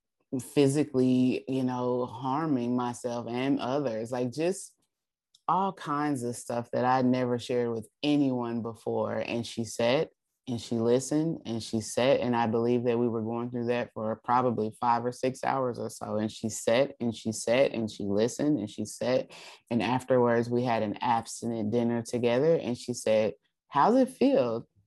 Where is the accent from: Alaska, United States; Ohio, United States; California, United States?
Alaska, United States; And so I spent my time there in Alaska. I went back to my hometown where I was born and raised and my family was there.